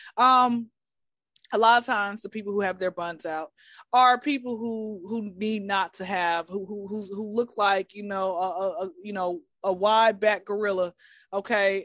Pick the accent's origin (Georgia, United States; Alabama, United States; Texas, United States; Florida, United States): Georgia, United States; Atlanta; born and raised in Atlanta